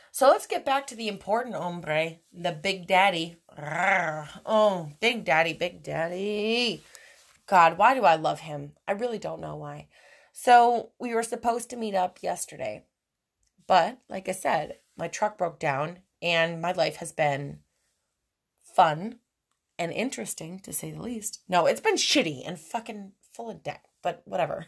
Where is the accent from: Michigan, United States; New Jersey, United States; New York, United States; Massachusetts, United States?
New York, United States; moved away; I'm from New York. I'm from an Italian family